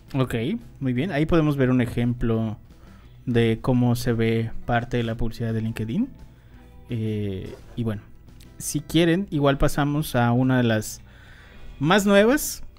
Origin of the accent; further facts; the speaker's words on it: Mexico; nosotros en México no somos fan de, fans de Oprah